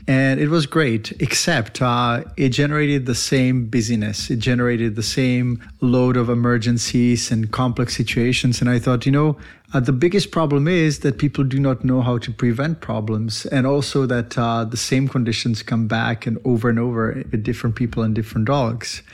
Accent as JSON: {"language": "English", "country": "Czechia", "tie": "born or raised there", "moved": "yes", "said": "I was born in the Eastern Bloc in Czech Republic, and my dad was a veterinarian"}